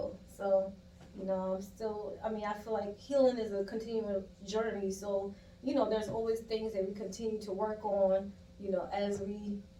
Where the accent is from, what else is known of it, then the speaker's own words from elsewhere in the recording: Moncks Corner, South Carolina, United States; moved away as an adult; I am from South Carolina, a small little town called Monk's Corner, South Carolina